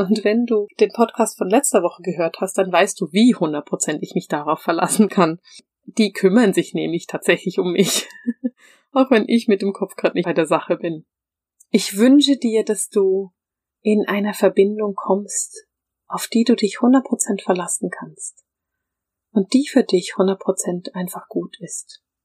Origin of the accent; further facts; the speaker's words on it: Bern, Switzerland; ich bin in Bern aufgewachsen